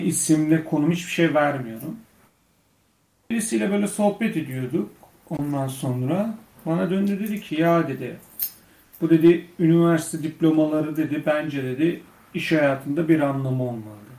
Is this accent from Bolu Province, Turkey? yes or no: yes; Göynük, Bolu Province, Turkey; benim memleketim Bolu Göynük, Bolu Göynük